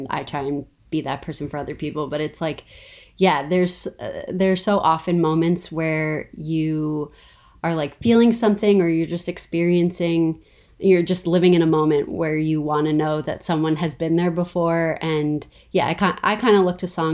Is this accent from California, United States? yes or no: no; New York City, New York, United States; I'm from New York, but I grew up in Queens